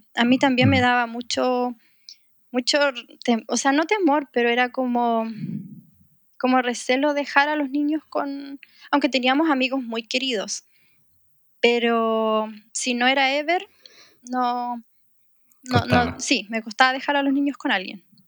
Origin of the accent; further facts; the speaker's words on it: Chile; moved away as an adult; also born or lived in Middle East; a pesar de que somos chilenos, vivimos muchos años en el Medio Oriente